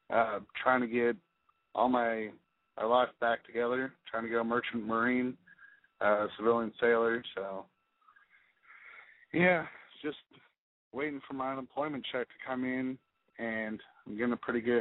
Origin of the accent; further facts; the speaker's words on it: California, United States; I'm from the Bay Area.